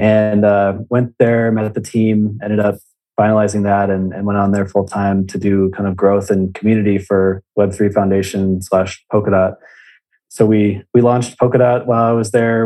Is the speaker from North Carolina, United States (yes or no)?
no; Indiana, United States; I'm originally from Indiana